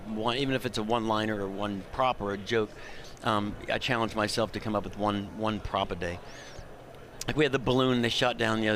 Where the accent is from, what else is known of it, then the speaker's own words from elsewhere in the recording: Orlando, Florida, United States; I came from Orlando, over Central Florida. Okay. My dad worked at NASA